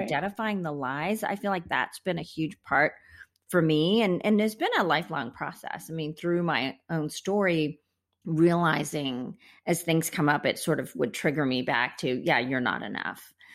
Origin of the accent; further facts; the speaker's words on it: India; moved away; I was born in India